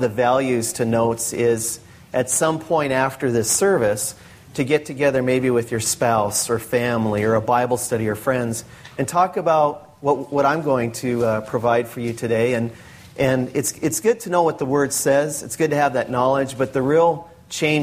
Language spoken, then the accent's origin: English; North Dakota, United States; now in Washington, United States; I was born and raised in North Dakota